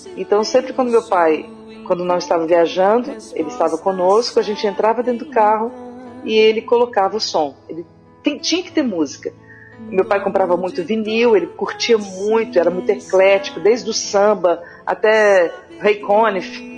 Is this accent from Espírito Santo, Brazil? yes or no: yes; Espírito Santo, Brazil; eu sou capixaba, né, coladinha ali com a Bahia